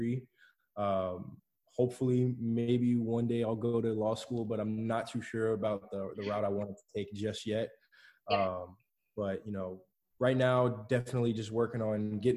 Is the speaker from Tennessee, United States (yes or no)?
no; Clermont, Florida, United States; also born or lived in Chicago, Illinois; Moved to Claremont with my parents when I was about three in 2001. So I've been living in Claremont for about 18 years now